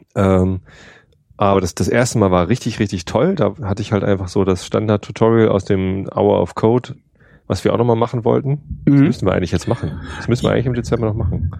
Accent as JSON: {"language": "German", "region": "Berlin", "country": "Germany", "said": "als Berliner"}